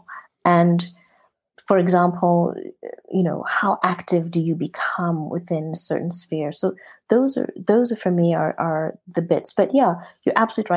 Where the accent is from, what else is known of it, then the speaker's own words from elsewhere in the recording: Zimbabwe; moved away as an adult; I grew up in Rhodesia. I grew up in a very racist country.